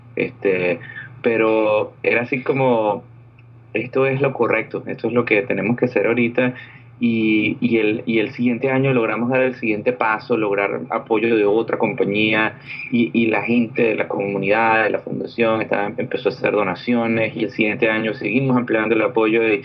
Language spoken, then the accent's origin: Spanish; Venezuela; moved away as an adult; also born or lived in Orlando, United States; now in California, United States